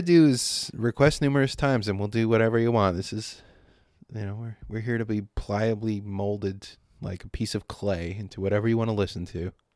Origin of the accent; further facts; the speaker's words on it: San Diego, California, United States; growing up in San Diego